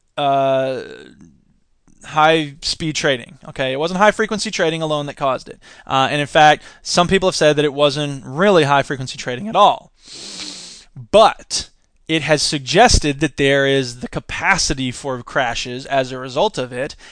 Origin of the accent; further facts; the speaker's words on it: Florida, United States; I'm from Florida.